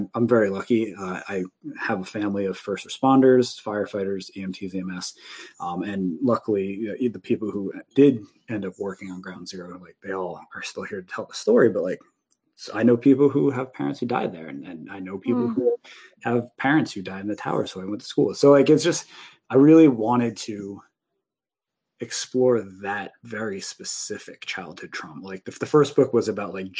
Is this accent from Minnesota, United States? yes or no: no; Union Beach, New Jersey, United States; I grew up in New Jersey on the East Coast, in a little town called Union Beach